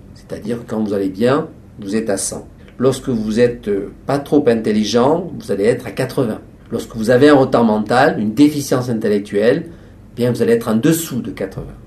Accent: France; Ici, chez nous, en France

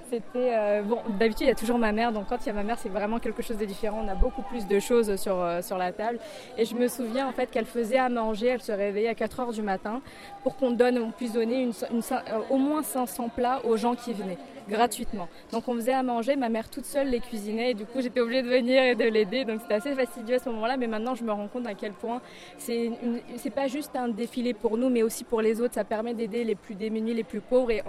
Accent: France; Oui, moi je suis française, mes parents euh, sont sri lankais, donc sont arrivés en France maintenant naturalisés français.

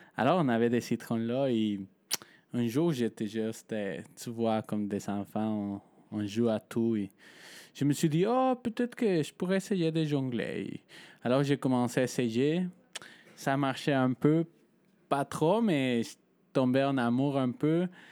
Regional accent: Mexico; moved away; je viens de Mexique

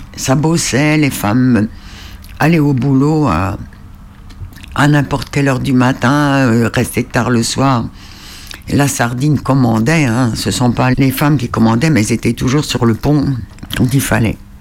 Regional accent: Île-de-Sein, Brittany, France; moved away; je suis originaire de l'île de Saint et je suis à depuis 89

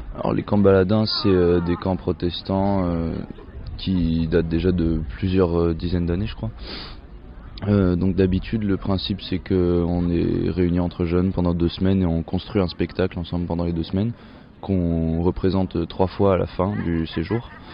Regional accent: Picardy, Hauts-de-France, France; je viens de Picardie

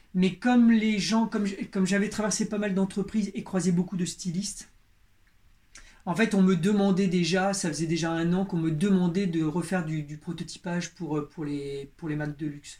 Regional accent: Berry, Centre-Val de Loire, France; moi, je suis de la campagne, moi, je viens du Berry, du centre de la France

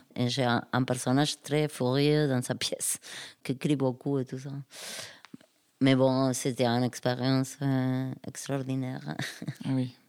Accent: Argentina; French is a second language; moved away; de chez moi en Argentine.

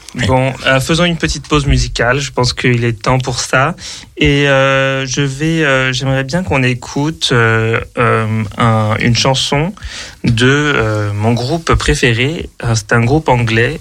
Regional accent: Paris, Île-de-France, France; moved away; also born or lived in Berlin; moi qui suis de, de Paris euh, à l'origine

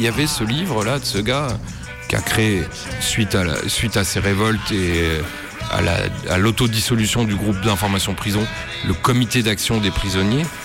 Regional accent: Nancy, Grand Est, France; j'ai grandi à Nancy

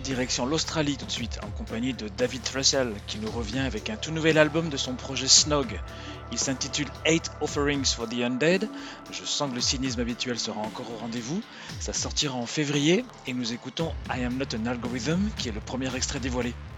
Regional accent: France; on revient chez nous en France

